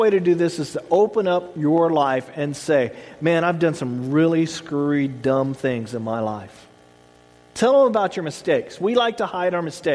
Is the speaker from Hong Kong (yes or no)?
no; the South, United States; I grew up in the South